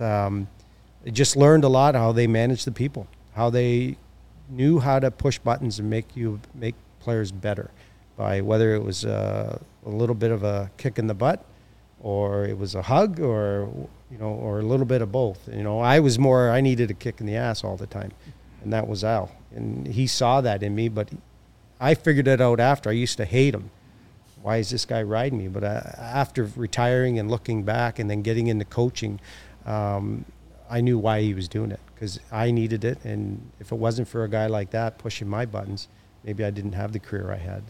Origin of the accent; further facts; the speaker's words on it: Hamilton, Ontario, Canada; now in Chicago, United States; I'm from Hamilton, which is just down the street